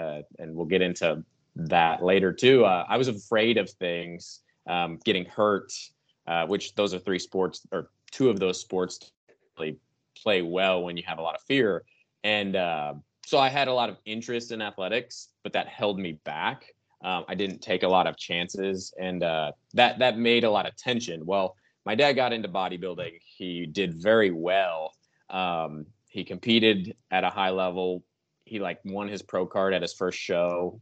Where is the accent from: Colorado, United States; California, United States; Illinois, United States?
Illinois, United States; just south of Chicago; now in Texas, United States; I actually grew up just south of Chicago